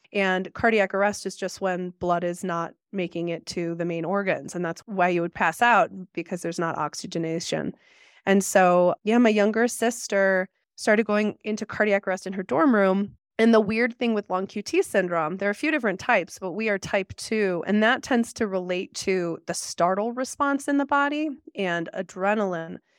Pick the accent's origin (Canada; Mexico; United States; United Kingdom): United States; Arlington Heights, Illinois; now in Jackson, United States; I grew up outside Chicago in a suburb called Arlington Heights.